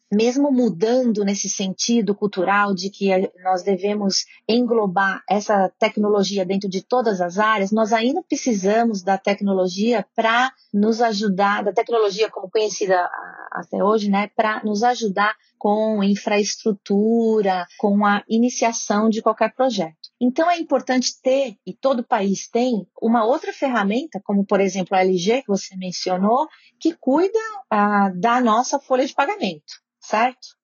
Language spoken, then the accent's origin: Portuguese; Brazil; moved away; also born or lived in Switzerland; eu vivi 27 anos na Suíça, eu sou duplo nacional, eu sou suíça, sou brasileira